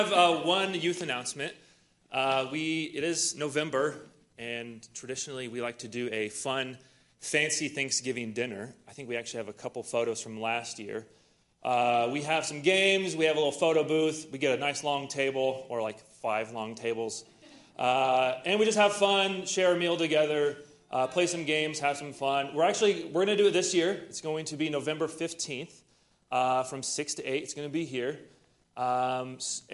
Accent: Iowa, United States; moved away; I'm from Iowa

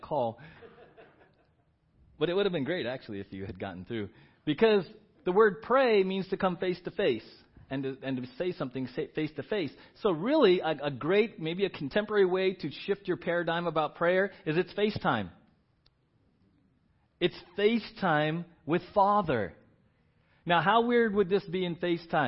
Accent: San Diego, California, United States; we grew up in San Diego

